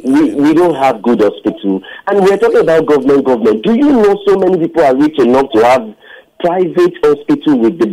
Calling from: Lekki, Lagos, Nigeria; I'm calling from Lekki.

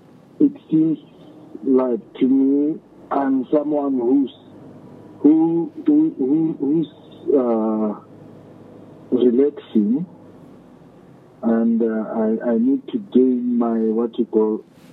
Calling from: Bethlehem, Free State, South Africa; I'm in Bethlehem.

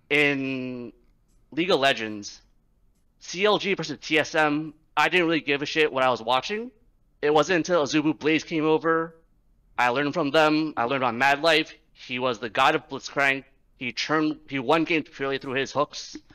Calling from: New York City, New York, United States; Uh, New York City.

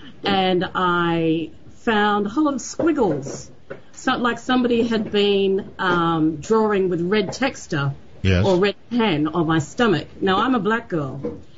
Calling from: Sydney, New South Wales, Australia; I'm calling from Sydney, Australia.

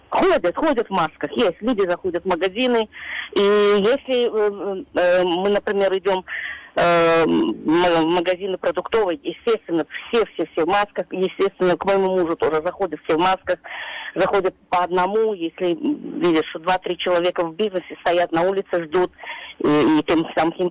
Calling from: Queens, New York, United States; я из Квинса.

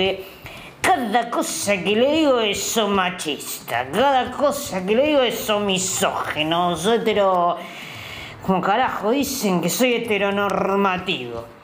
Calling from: Burzaco, Buenos Aires Province, Argentina; soy de Bursaco, tengo 71 años

